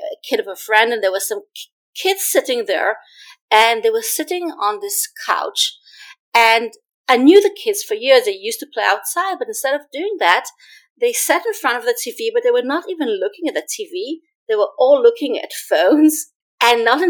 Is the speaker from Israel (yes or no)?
yes; Israel; now in New York City, United States; I grew up in Israel